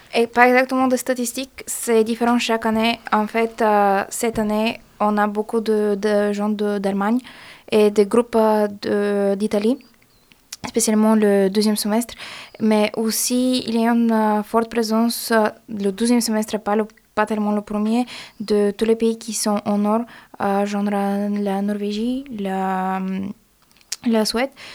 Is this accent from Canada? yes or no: no; Bulgaria; French is a second language; now in Grenoble, France; Je suis bulgare de Bulgarie et je fais aussi mon licence ici